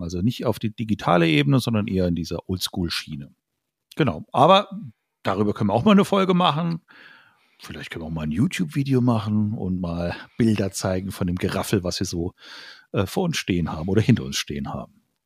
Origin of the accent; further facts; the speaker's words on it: Idar-Oberstein, Rhineland-Palatinate, Germany; in so einem Jugendraum hier äh, bei uns in Ida Oberstein gespielt